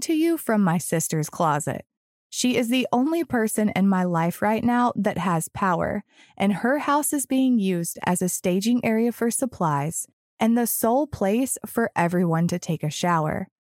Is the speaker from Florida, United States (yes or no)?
yes; Florida, United States; born or raised there; moved away